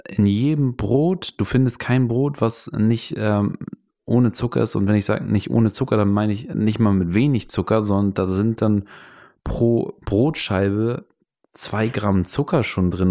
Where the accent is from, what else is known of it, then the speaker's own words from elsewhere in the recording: Hamburg, Germany; moved away as an adult; also born or lived in Van Nuys, Los Angeles; now in Los Angeles, United States; wir sind aus Hamburg, wir sind Schlimmeres gewohnt